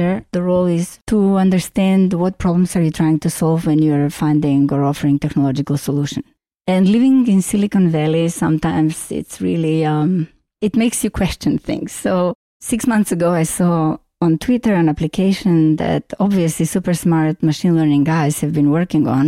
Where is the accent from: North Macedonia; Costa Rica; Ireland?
North Macedonia; English is a second language; moved away as an adult; also born or lived in Vienna, Austria / London, United Kingdom / Paris, France / Boston, United States; now in San Francisco, United States; I was born in Yugoslavia. It was the most beautiful place in the universe, and I miss it daily. That place of Yugoslavia is now called Macedonia, or recently renamed in Northern Macedonia. I moved to Vienna after studying architecture.